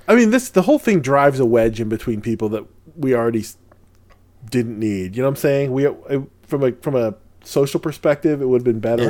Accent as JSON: {"language": "English", "town": "Lucena", "region": "Calabarzon", "country": "Philippines", "tie": "born or raised there", "moved": "yes", "said": "I was born in the Philippines"}